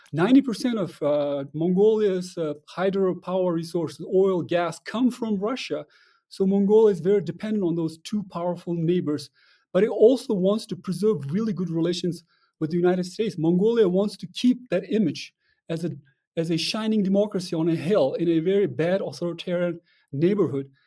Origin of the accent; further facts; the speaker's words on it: Kyrgyzstan; I'm from Kyrgyzstan, and, but in Kyrgyzstan, we closely observe